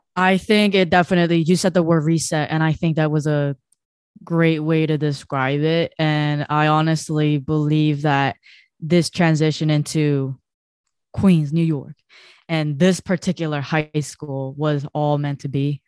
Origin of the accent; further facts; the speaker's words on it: South Korea; now in United States; I was growing up in Korea